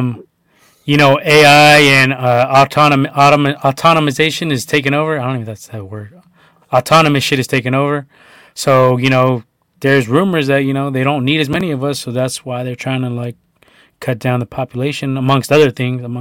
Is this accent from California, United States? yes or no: yes; the Bay Area, California, United States; We're from the Bay